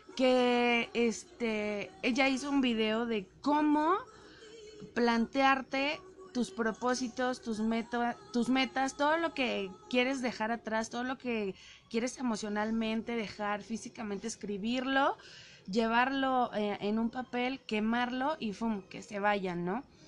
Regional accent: Mexico City, Mexico; yo soy chilanga. Bueno, yo nací en la Ciudad de México

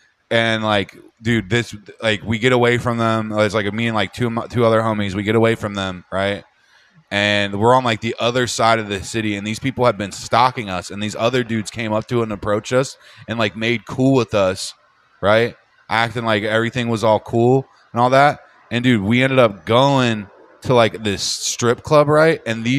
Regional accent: Seattle, Washington, United States; oh, I'm from Seattle. I just smoke weed.

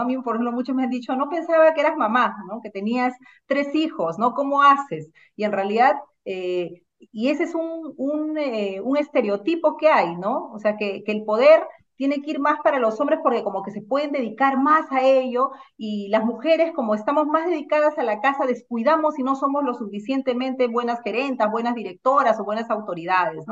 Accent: Lima, Peru; also born or lived in Ancash, Peru; Yo soy eh, natural de Ancash, he nacido allá, he vivido toda mi infancia allá y vine a Lima eh, a los seis años a estudiar a un barrio como Caraballo

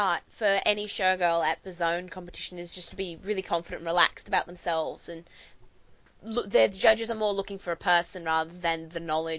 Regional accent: Riverina, New South Wales, Australia; I grew up in Riverina AFL country

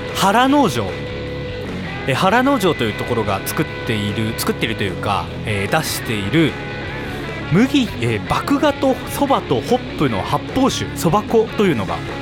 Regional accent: Sapporo, Hokkaido, Japan; 私生まれも育ちも札幌

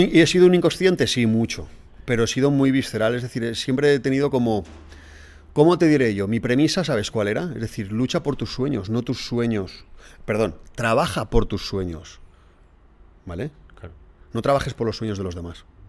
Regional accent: Alzira, Valencian Community, Spain; Soy de Alcira. A mucha honra.

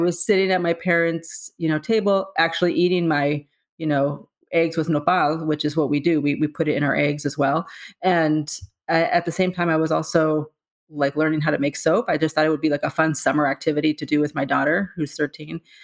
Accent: San Diego, California, United States; moved away as an adult; now in New York, United States; born and raised in San Diego, um, and I've been in New York for twenty years

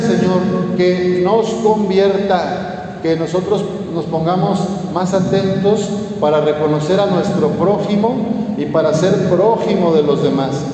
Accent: Jalisco, Mexico; moved away as an adult; now in Torreón, Mexico; allá en Jalisco, en mi tierra

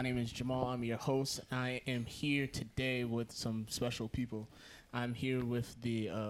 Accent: Yonkers, New York, United States; because we're all from Yonkers, so keeping a home team instead of branching out

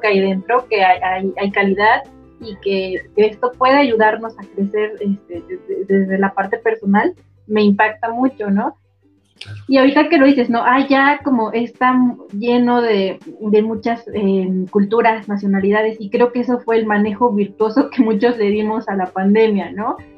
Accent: Mexico; somos mexicanos

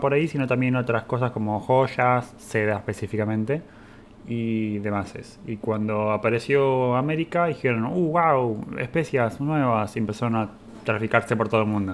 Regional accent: Argentina; en Argentina tenemos una gran descendencia italiana

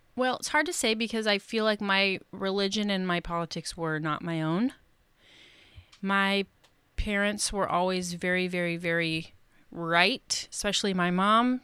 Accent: Seattle, Washington, United States; I was born and raised in Seattle, and now I live in the suburbs

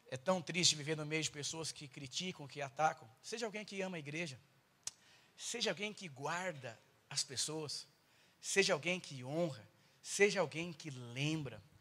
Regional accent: São Paulo, Brazil; eu sou paulistano

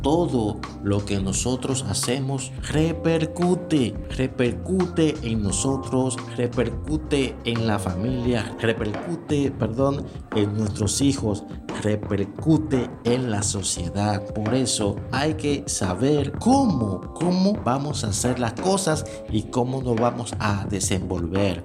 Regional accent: Dominican Republic; desde aquí, desde la República Dominicana

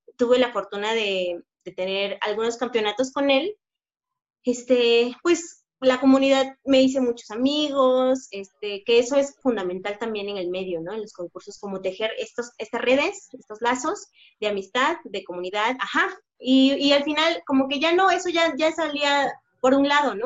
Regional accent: Oaxaca, Mexico; nunca he, negado que soy orgullosamente oaxaqueña

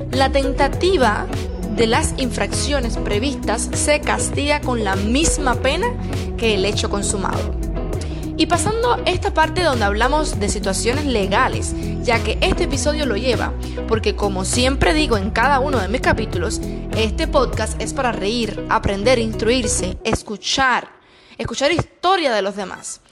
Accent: Cuba; Esa es una frase que decimos en mi país

